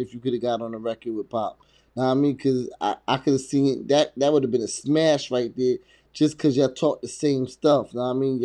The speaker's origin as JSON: {"language": "English", "region": "New Jersey", "country": "United States", "also_born_or_lived": "Englewood, New Jersey / Teaneck, New Jersey / Hackensack, New Jersey", "said": "I'm from Jersey."}